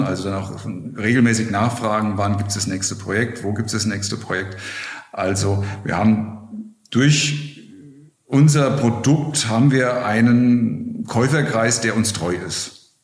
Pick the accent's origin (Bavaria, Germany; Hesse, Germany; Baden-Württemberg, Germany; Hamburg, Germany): Hesse, Germany; Wiesbaden; moved away as an adult; now in Berlin, Germany; Ich komme aus, aus Wiesbaden, aus Hessen.